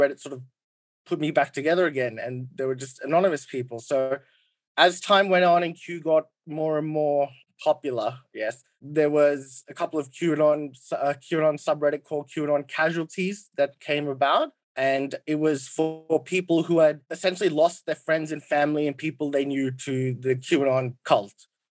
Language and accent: English; Australia; I'm Australian.